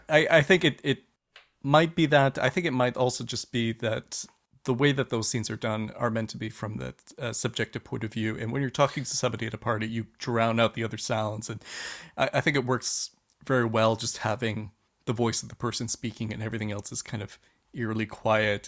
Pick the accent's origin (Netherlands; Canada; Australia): Canada; lived in Canada most of my life